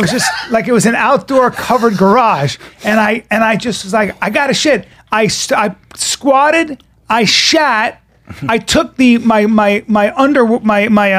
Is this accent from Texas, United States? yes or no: no; New York, United States; I'm from New York